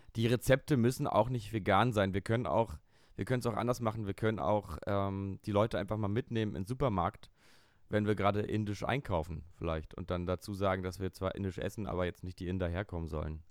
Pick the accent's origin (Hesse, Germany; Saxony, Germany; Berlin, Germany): Berlin, Germany; aus meiner Kindheit hier in Berlin